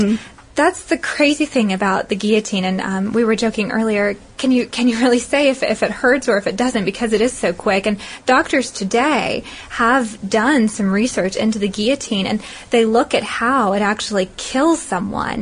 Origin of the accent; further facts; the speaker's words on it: the South, United States; I'm from the South